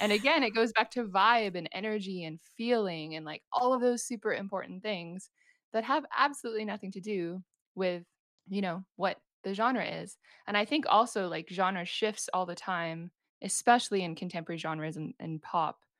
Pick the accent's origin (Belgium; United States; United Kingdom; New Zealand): New Zealand; moved away as an adult; now in Vancouver, Canada; I'm from New Zealand, and I'm currently based in Vancouver in Canada